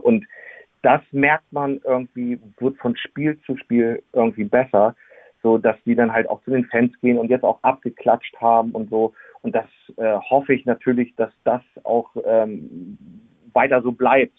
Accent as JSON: {"language": "German", "town": "Gifhorn", "region": "Lower Saxony", "country": "Germany", "tie": "born or raised there", "lives_now": "Wolfsburg, Germany", "said": "ich bin äh, damals in Gifhorn geboren, bin dann äh, 2010 äh, nach Wolfsburg gezogen."}